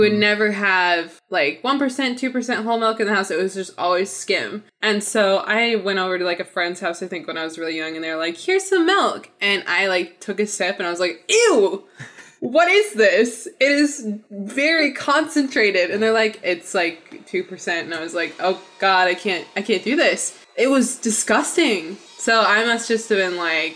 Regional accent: Midwest, United States; I am from the Midwest

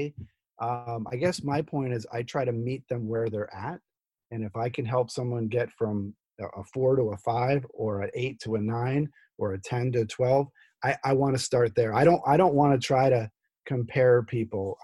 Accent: New Jersey, United States; moved away; also born or lived in Midwest; I'm from Jersey.

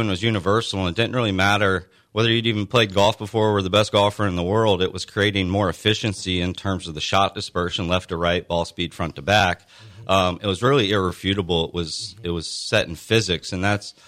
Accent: DeLand, Florida, United States; also born or lived in Flagler Beach, Florida; I grew up in this area, actually, DeLand and the Hammock

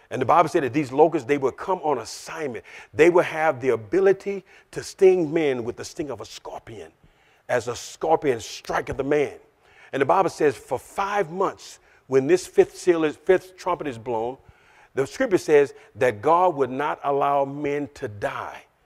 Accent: Louisiana, United States; I'm a Southern boy. I'm, I'm, I'm from Louisiana

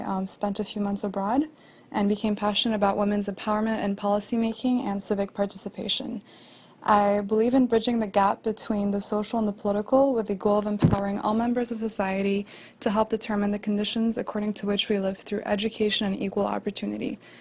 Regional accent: Morocco; also born or lived in Argentina; now in United States; my home country of Morocco

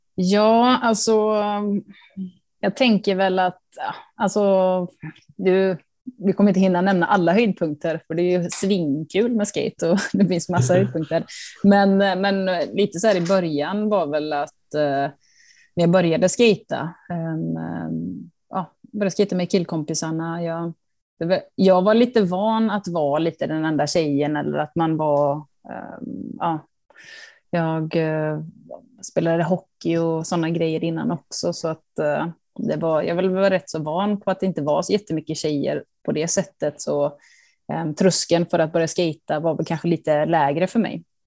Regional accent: Karlstad, Värmland, Sweden; hemma i Karlstad var jag den enda tjejen som var och skejtade i hallen

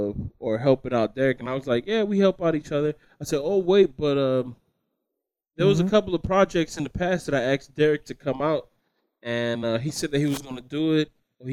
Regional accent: the South, United States; I was born and raised in the South

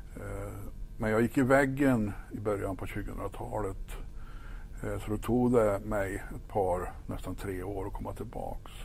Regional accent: Ekshärad, Värmland, Sweden; moved away; also born or lived in Stockholm / Kil; jag är född och uppvuxen uppe i Ekshärad, eh, norra Värmland

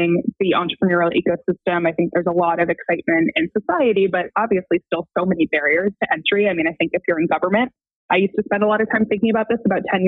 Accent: Western Massachusetts, United States; now in Brooklyn, United States; I grew up in Western Massachusetts.

